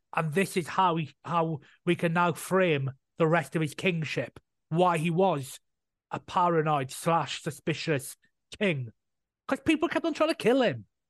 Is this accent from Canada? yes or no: no; Welsh, Wales, United Kingdom; being Welsh myself